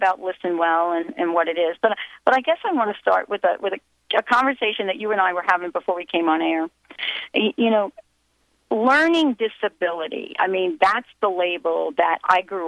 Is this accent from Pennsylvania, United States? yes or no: no; western New Jersey, United States; I grew up in New Jersey, but I lived in the western part of New Jersey, which was very, very close to New Hope